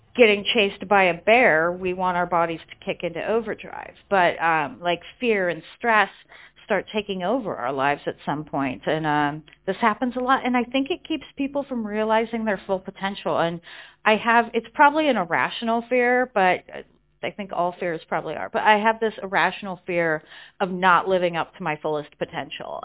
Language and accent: English; Colorado, United States; also born or lived in California; now in London, United Kingdom; I was born in California, grew up in Colorado. Um, now I live in London in the UK